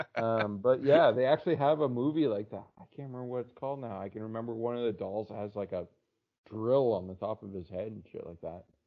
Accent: Canada; I'm Canadian

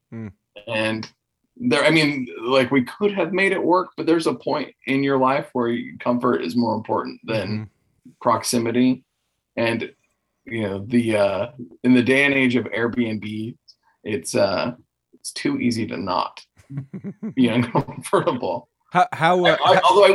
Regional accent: Texas, United States; now in Arkansas, United States; I come from Texas

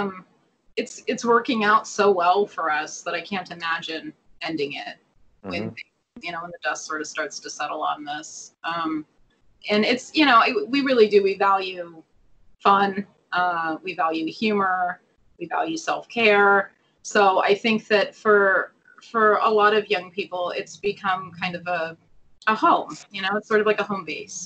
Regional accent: Phoenix, Arizona, United States; moved away; I'm from Phoenix originally

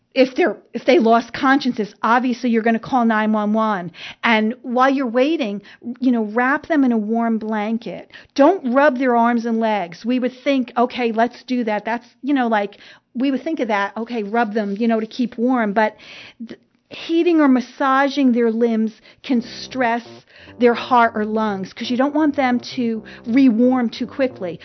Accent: New Jersey, United States; accent: New Jersey; my New Jersey accent

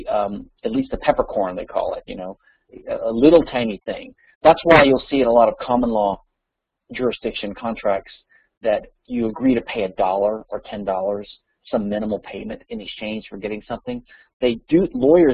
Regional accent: Louisiana, United States; Louisiana, my home state

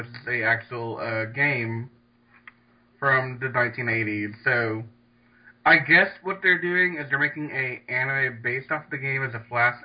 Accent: Louisiana, United States; I'm from Louisiana

